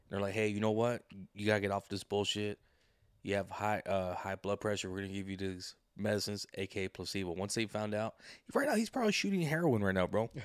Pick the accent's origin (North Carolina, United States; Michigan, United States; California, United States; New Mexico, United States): California, United States; Santa Ana; I was born in Santa Ana.